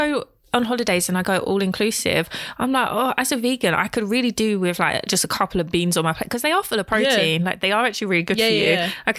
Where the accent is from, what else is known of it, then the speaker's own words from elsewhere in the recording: England, United Kingdom; Even though I was born here, my father was born here.